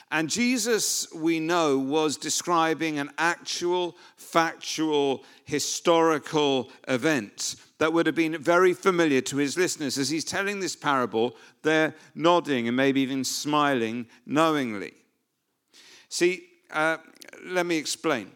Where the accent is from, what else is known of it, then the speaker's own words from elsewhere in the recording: United Kingdom; we're, we're British